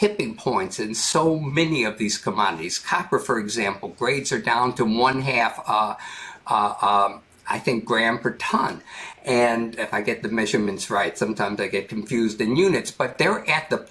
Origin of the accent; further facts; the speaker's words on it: United States; I'm an American